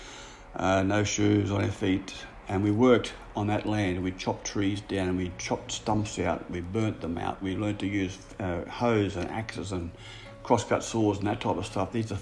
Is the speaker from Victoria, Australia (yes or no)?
no; Brisbane, Queensland, Australia; my own growing up in Brisbane, the rough background that I had